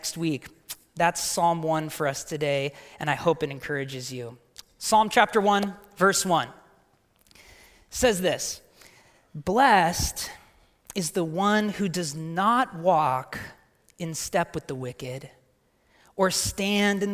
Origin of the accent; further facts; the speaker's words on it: Portland, Oregon, United States; moved away as an adult; also born or lived in Bay Area; I'm a Portland native